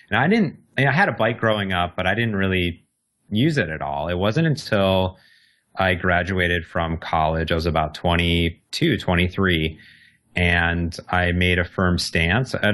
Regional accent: Midwest, United States; me and my sister were very similar growing up in the Midwest

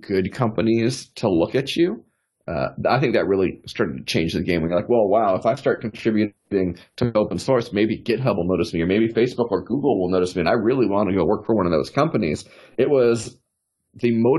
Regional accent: South Florida, United States; also born or lived in New York City; now in Austin, United States; I grew up in South Florida

